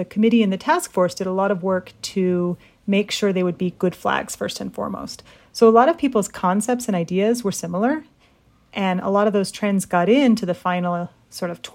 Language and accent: English; Utah, United States; born and raised in Utah, but in an immigrant family